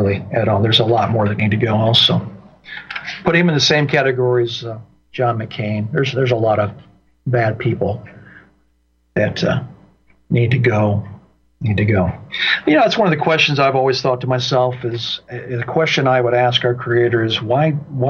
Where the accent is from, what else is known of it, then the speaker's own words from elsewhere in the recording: Indiana, United States; moved away; my home state of Indiana